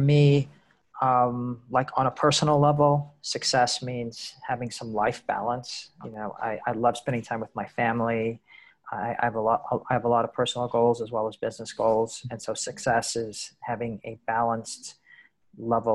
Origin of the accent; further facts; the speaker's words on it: United States; moved away as an adult; also born or lived in mainland China; now in Asia; I'm an American, but I've been living in the Asian region for 23, 24 years